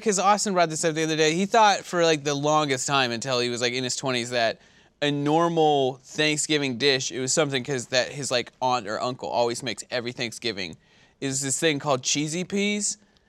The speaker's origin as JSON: {"language": "English", "country": "Canada"}